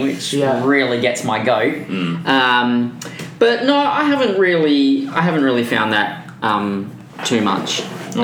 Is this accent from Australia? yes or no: yes; Perth, Western Australia, Australia; moved away as an adult; now in Vancouver, Canada; I'm from Perth